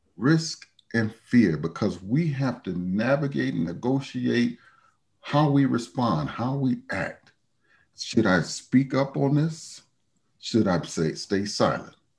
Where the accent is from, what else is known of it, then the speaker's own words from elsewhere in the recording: Chicago, Illinois, United States; moved away as an adult; now in Salt Lake City, United States; I'm, I'm from Chicago.